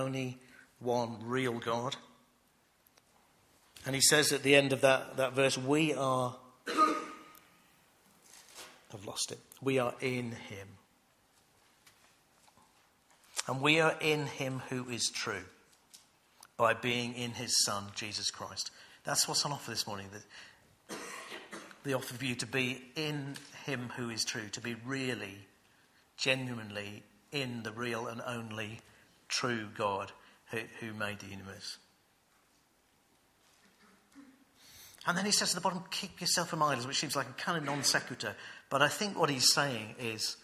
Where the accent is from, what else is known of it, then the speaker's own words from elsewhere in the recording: United Kingdom; as British people